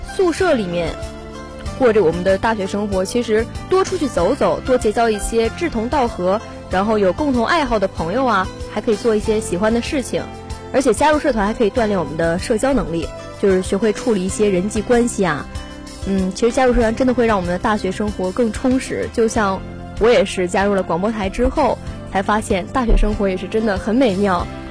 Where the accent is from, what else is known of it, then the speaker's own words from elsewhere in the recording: Northeast China, China; moved away as an adult; now in Zhanjiang, China; 我呢又是一个土生土长的东北人